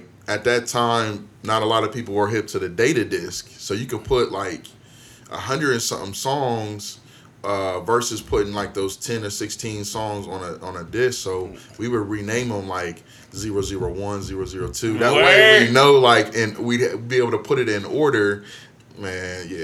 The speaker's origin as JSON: {"language": "English", "town": "Canton", "region": "Ohio", "country": "United States", "tie": "born or raised there", "said": "I grew up in Canton, Ohio, Canton, Maslin area"}